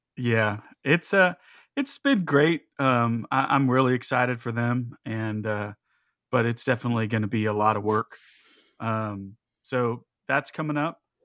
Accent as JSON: {"language": "English", "country": "United States", "said": "especially as American Christians"}